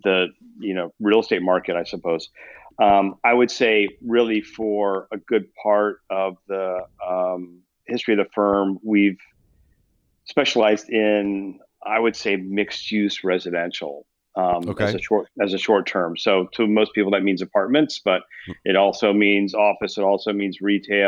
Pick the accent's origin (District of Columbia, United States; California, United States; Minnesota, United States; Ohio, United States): Ohio, United States; Columbus; also born or lived in Upper Arlington / Italy / Chicago; I grew up here in Columbus